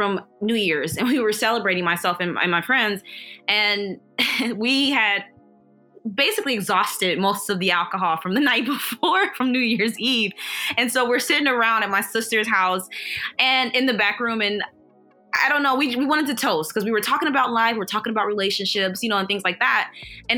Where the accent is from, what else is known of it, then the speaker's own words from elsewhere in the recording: St. Louis, Missouri, United States; also born or lived in Kansas City, Kansas; I'm from St. Louis, Missouri